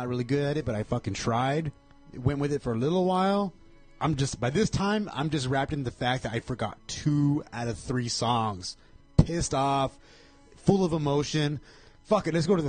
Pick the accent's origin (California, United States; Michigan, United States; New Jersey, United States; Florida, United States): California, United States; Covina; it was in my hometown of Covina.